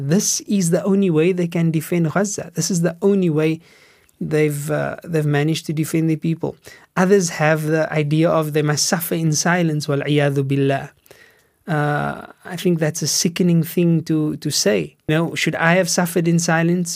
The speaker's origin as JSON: {"language": "English", "town": "Cape Town", "region": "Western Cape", "country": "South Africa", "tie": "born or raised there", "said": "I grew up in Steenburg"}